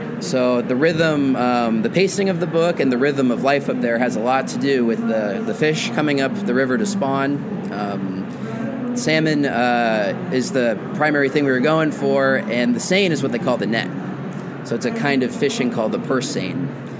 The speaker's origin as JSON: {"language": "English", "town": "Portland", "country": "United States"}